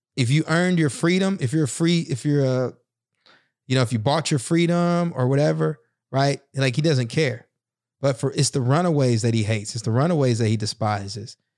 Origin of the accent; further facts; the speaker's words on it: the South, United States; a black kid growing up in the South in a single parent home